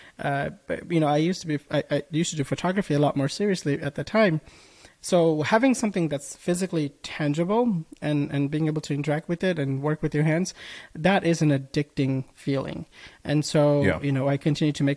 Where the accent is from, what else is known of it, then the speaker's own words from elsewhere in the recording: Bangladesh; now in United States; I was born in Bangladesh